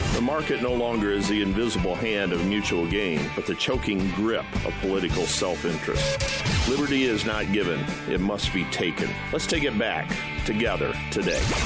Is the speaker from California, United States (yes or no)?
no; Ohio, United States; I'm from Ohio